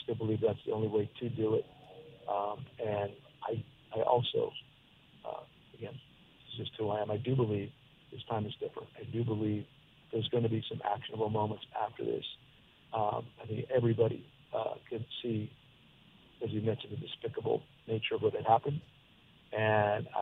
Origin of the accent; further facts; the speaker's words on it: Hazleton, Pennsylvania, United States; moved away; we've been doing in Hazleton, Pennsylvania, where we're trying to bring together the Hispanic and Anglo groups in my hometown